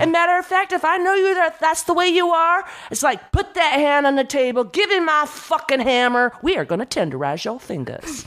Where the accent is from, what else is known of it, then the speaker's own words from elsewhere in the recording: San Diego, California, United States; I grew up in San Diego